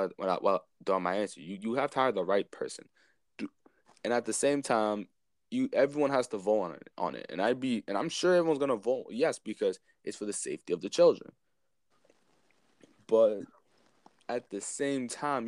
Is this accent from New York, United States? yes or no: yes; Spring Valley, New York, United States; also born or lived in Clarkstown; I grew up in Spring Valley and I came here